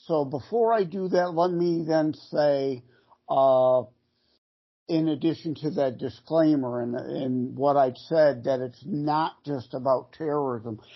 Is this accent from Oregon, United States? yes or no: no; Detroit, Michigan, United States; born and raised in the Detroit area